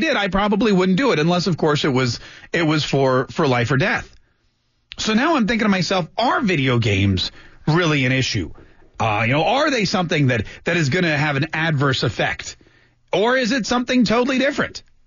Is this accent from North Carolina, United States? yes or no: yes; North Carolina, United States; when I was growing up in North Carolina